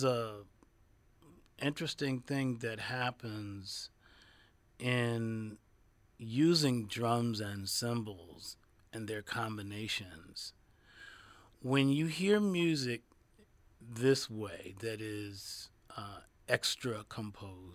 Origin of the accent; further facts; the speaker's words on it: Detroit, Michigan, United States; there were adventurous radio stations in my hometown